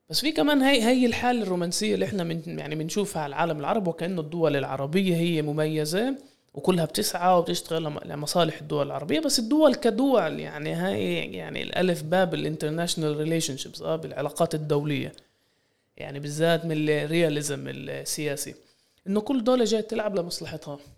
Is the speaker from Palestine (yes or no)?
yes; Palestine; يعني يعني هذا تحدينا احنا كفلسطينيين انه نبطل نشوف اسرائيل كمركز لمحور الاقليمي والعالمي